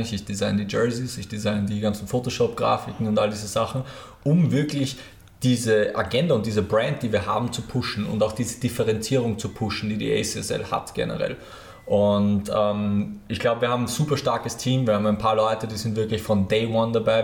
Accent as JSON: {"language": "German", "region": "Lower Austria", "country": "Austria", "moved": "yes", "lives_now": "Vienna, Austria", "said": "ich bin ja selber Niederösterreicher"}